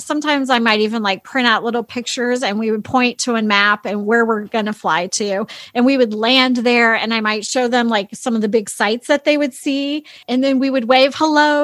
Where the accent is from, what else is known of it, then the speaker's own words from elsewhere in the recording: United States; I grew up in America